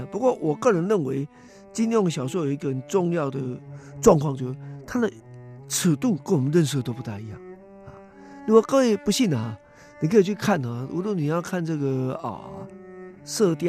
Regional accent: Taiwan; 实际上是在台湾来讲，就是小孩子，至少是我这时代共同的经验。我是一九五零年代末期出生啊，那在一九六零年代、七零年代，那么就读中小学嘛

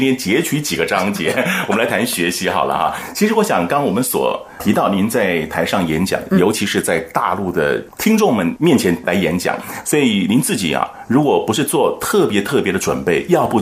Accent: Taiwan; 我们台湾人讲话也是很客客气气的

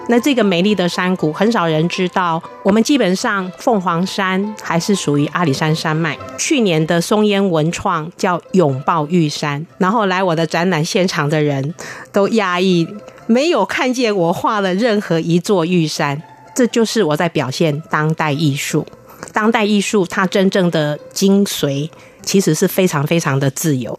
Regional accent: Lugu, Nantou County, Taiwan; 我以露骨人为荣。我的家乡充满了竹子，充满了好大的树木

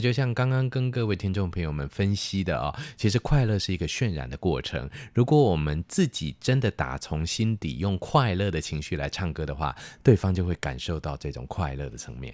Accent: Taiwan; 所以其实已经成为我们台湾人的心灵上的故乡了

